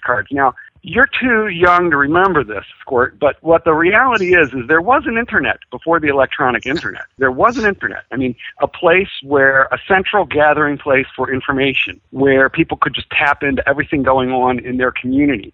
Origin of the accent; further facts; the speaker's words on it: Philadelphia, Pennsylvania, United States; I grew up in Philadelphia